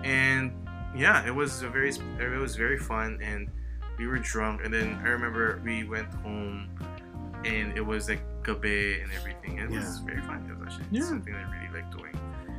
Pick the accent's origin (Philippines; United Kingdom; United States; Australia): Philippines; Western Visayas; moved away; I grew up in Aklan before